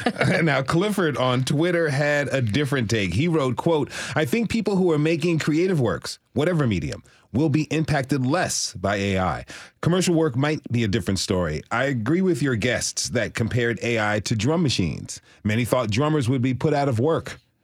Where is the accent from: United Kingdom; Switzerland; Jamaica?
Switzerland; I grew up in Switzerland, where music classes were a required part of our education for that reason, end quote.